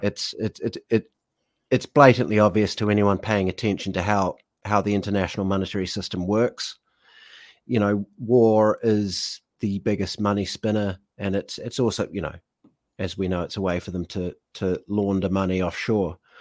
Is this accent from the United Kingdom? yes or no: yes; United Kingdom; I am a British citizen